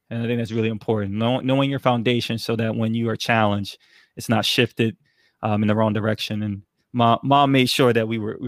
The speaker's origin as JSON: {"language": "English", "town": "New York City", "region": "New York", "country": "United States", "tie": "born or raised there", "also_born_or_lived": "Germany / San Antonio / North Carolina", "said": "So San Antonio, North Carolina, and then also we ended up settling in New York City, and where I learned a lot in Brooklyn."}